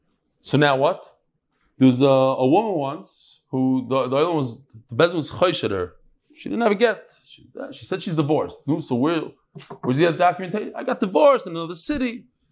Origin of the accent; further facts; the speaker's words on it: Great Neck, New York, United States; now in Kew Garden Hills, United States; I live in Kew Garden Hills now. I'm from Great Neck originally.